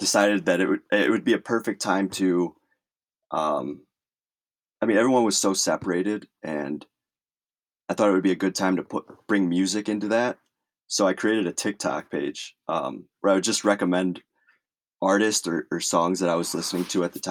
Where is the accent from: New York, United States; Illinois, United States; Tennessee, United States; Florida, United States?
Illinois, United States; Chicago; I grew up around Chicago